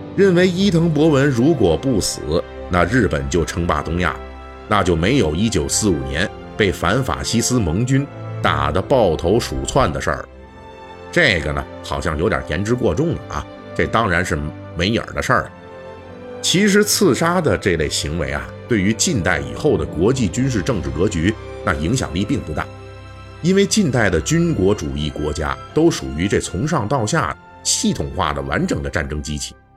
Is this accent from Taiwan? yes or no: no; China; 我们中国人